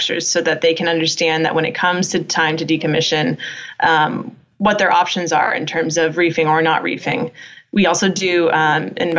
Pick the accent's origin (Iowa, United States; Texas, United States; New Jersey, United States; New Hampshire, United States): New Hampshire, United States; New Castle; moved away; I'm from New Hampshire.